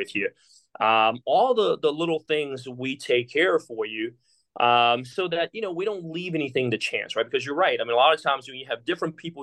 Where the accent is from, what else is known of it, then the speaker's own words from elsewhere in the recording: Taiwan; moved away; I'm from Taiwan